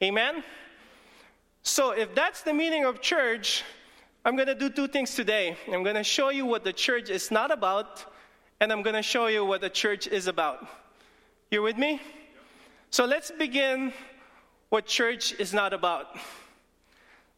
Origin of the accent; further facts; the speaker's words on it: Philippines; English is a second language; English is not even my first language. I'm Filipino. I can talk Tagalog